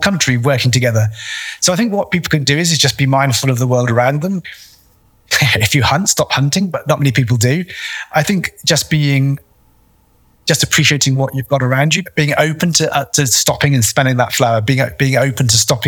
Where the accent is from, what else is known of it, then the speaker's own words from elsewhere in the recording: United Kingdom; moved away as an adult; now in AlUla, Saudi Arabia; I'm British.